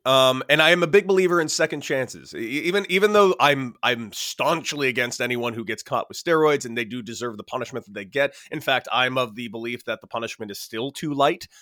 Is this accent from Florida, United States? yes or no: no; Southern California, United States; Growing up in Southern California